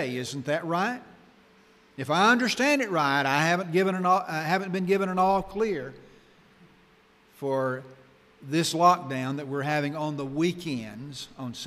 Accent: Arkansas, United States; When I was growing up in Arkansas

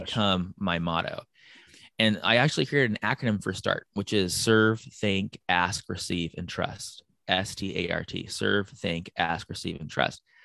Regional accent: San Diego, California, United States; I was born and raised in San Diego

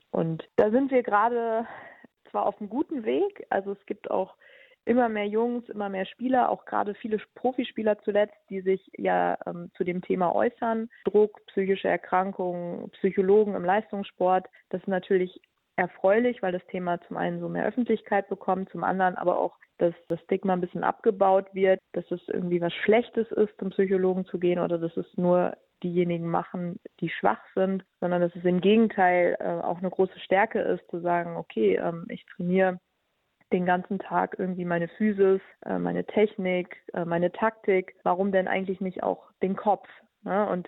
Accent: Bielefeld, North Rhine-Westphalia, Germany; dass ich auch in meiner alten Heimat Bielefeld gleich eine Stelle gefunden habe als Sportpsychologin

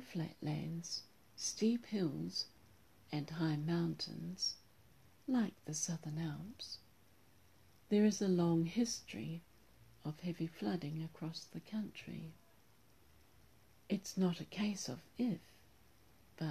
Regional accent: New Zealand; my home country

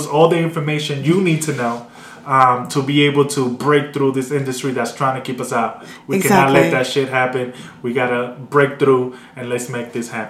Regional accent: New York City, New York, United States; I'm from the South Bronx.

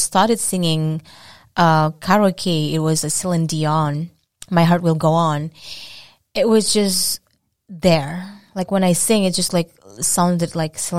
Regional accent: Indonesia; English is a second language; moved away as an adult; now in Boston, United States; I'm from Indonesia. It's a beautiful country in Southeast Asia. And I've been living in Boston for 5 years

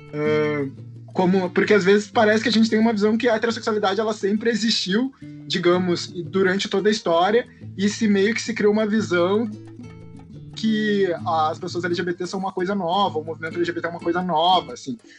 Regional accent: Porto Alegre, Rio Grande do Sul, Brazil; Sou de Porto Alegre, do Rio Grande do Sul, estudante de História da Arte.

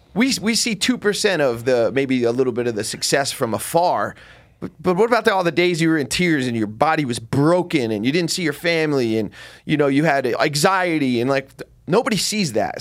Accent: New Jersey, United States; I'm from Jersey

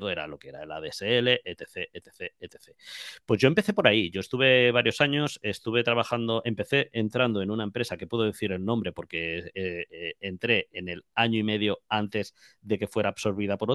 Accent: Jaén, Andalusia, Spain; now in Madrid, Spain; Yo vine a Madrid, eh, aunque no se me note por el acento, soy de Jaén

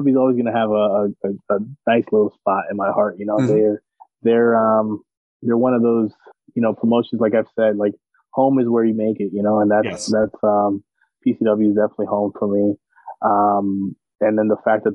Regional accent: United States; I'm an American

